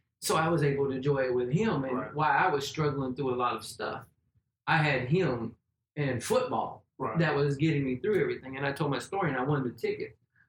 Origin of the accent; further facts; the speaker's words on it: Jacksonville, Florida, United States; I've lived here all my life.